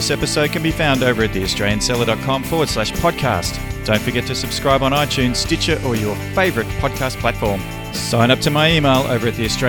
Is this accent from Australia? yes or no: yes; Australia